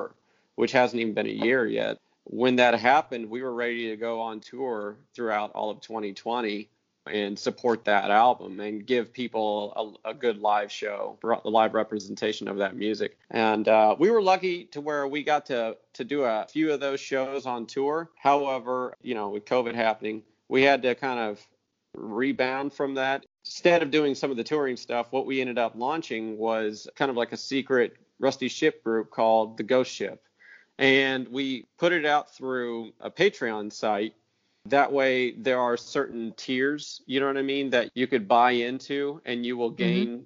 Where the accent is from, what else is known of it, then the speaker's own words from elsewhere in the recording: Waldron, Indiana, United States; now in Spring Hill, United States; my first garage band was actually a Christian rock band back in my hometown of Waldron, Indiana